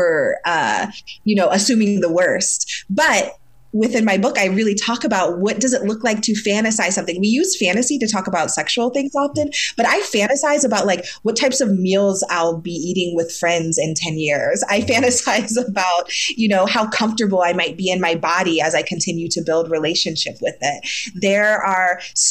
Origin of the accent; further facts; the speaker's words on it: Ohio, United States; now in New York City, United States; I'm from Ohio originally. I'm from the Midwest.